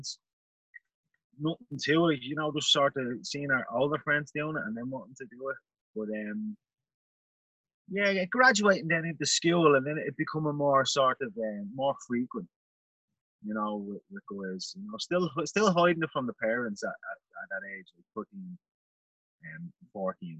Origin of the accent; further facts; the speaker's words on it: Ireland; I am Irish. I don't think I have any American relations whatsoever